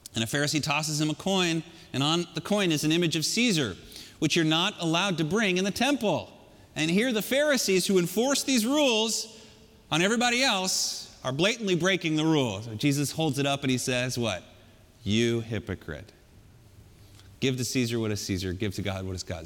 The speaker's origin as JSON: {"language": "English", "region": "California", "country": "United States", "tie": "born or raised there", "said": "I grew up in California."}